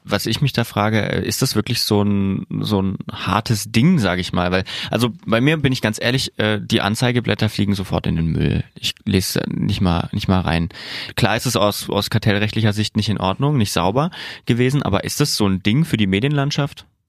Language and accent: German; southern Thuringia, Germany; da, wo ich herkomme, aus Südthüringen